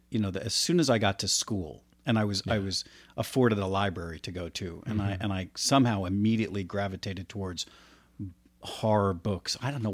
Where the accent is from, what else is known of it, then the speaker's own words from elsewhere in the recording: Florida, United States; also born or lived in New Jersey; I grew up in Florida. Yeah. And Florida was, that was, you know, I was 5 or 6.